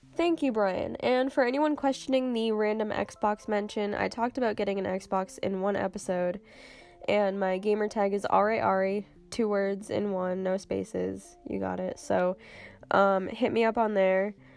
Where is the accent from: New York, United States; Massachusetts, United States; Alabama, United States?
Massachusetts, United States; Cape Cod; I'm from Cape Cod, which is a tiny little peninsula on the east coast. It's in Massachusetts